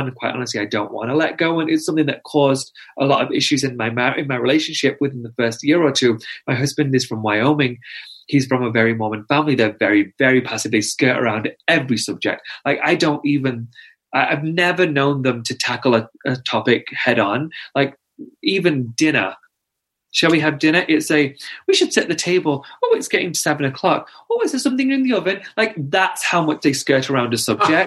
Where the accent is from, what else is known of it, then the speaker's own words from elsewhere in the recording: United Kingdom; I'm also British